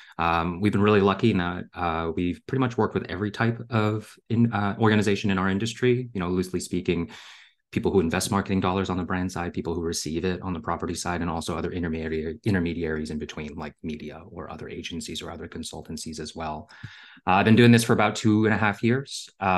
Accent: Canada; also born or lived in Hong Kong / Singapore / Germany; I was born in Hong Kong and I grew up in Singapore, Germany, and eventually Canada.

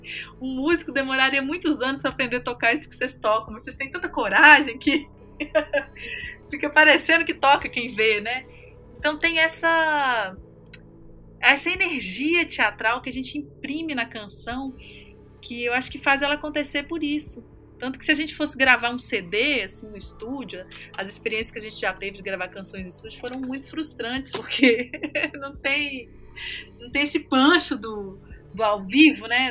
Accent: northern Minas Gerais, Brazil; norte de Minas é porque cresci lá, isso faz parte de mim

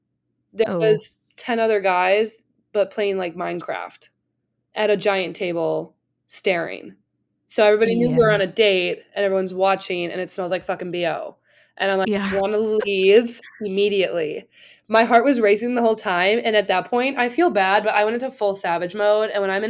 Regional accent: Milwaukee, Wisconsin, United States; I grew up in Milwaukee. Shit gets stolen and busted too.

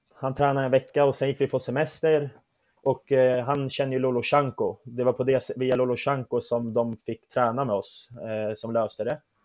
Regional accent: Södertälje, Stockholm County, Sweden; also born or lived in Turkey; jag är ju född och uppvuxen i Södertälje, där jag har bott största delen av mitt liv

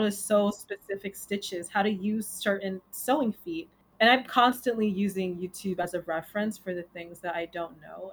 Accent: New York City, New York, United States; also born or lived in Bronx; I am originally from Queens, but I live in the Bronx

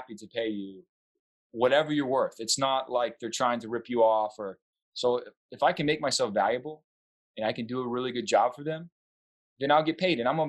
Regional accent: the South, United States; I'm from the South

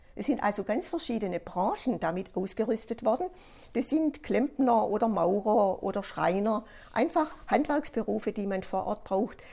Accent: Germany; bei uns in Deutschland

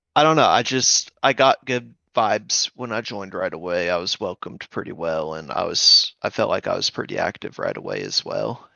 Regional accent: Jacksonville, Alabama, United States; accent: Southern; I'm from Jacksonville, Alabama.

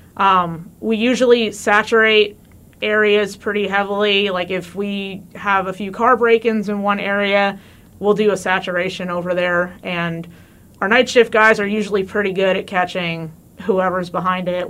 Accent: New Jersey, United States; moved away as an adult; also born or lived in Missouri; now in Warrensburg, United States; I'm actually from New Jersey, not from Missouri. I moved out here

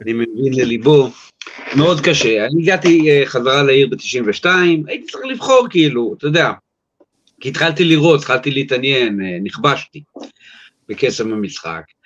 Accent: New York, United States; now in Israel; אני יליד ארצות הברית, יליד ניו יורק

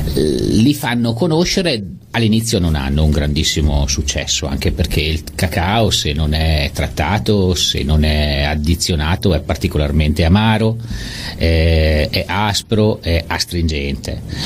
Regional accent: Italy; essendo nato, nato in Italia

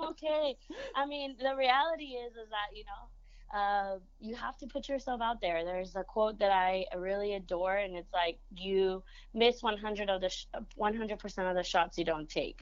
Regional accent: San Antonio, Texas, United States; first language Spanish; English is a second language; also born or lived in Monterrey, Mexico; we ended up coming to San Antonio

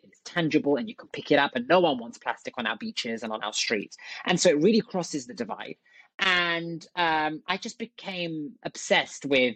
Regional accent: London, United Kingdom; moved away as an adult; also born or lived in Oxford / Silicon Valley; I'm from London originally. I grew up in London.

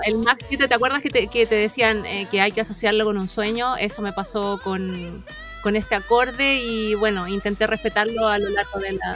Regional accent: La Ligua, Valparaíso, Chile; yo vengo de la Ligua

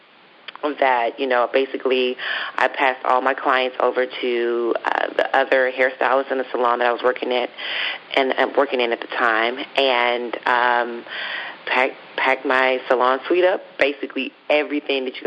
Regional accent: Dallas, Texas, United States; moved away as an adult; also born or lived in Atlanta; I'm originally from Dallas, Texas

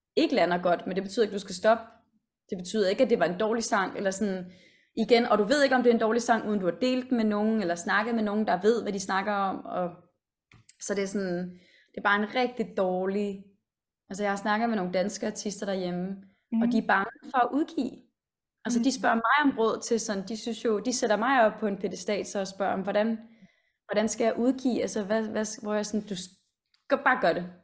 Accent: Denmark; moved away as an adult; now in London, United Kingdom; Jeg er jo også mm. øh, født og opvokset i Danmark.

